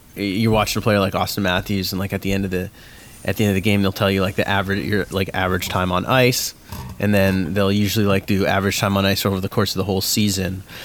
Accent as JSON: {"language": "English", "town": "Mississauga", "region": "Ontario", "country": "Canada", "tie": "born or raised there", "said": "I grew up in Mississauga"}